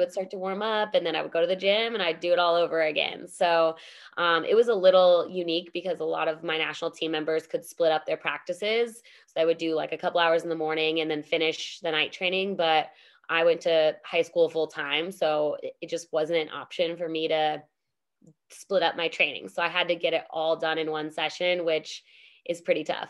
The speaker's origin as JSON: {"language": "English", "country": "United States", "said": "being an American"}